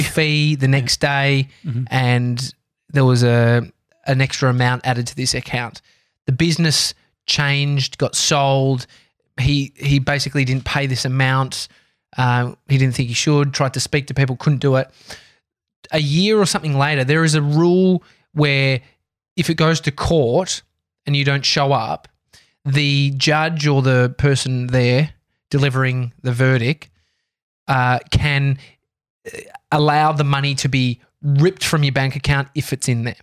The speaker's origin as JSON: {"language": "English", "country": "Australia", "said": "I'm Australian"}